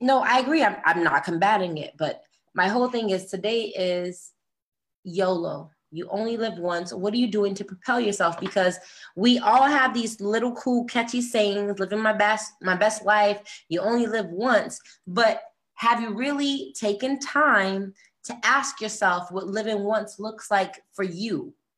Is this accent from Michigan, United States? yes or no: no; Boston, Massachusetts, United States; moved away as an adult; also born or lived in New York / New Jersey / California; I come from Boston. I lived in New York, New Jersey